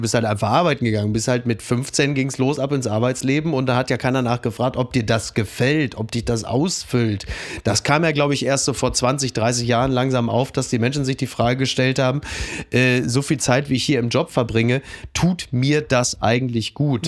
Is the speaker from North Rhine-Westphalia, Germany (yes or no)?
yes; Ruhr area, North Rhine-Westphalia, Germany; moved away; ich komme aus dem Ruhrgebiet